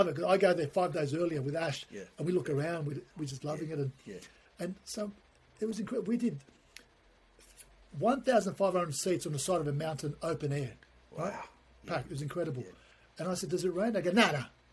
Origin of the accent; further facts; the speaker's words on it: Australia; also born or lived in Ankara, Turkey; I'm from Australia. I was born in Turkey, but I came to Australia when I was 3 or 4, grew up in this country, educated here. So I'm Australian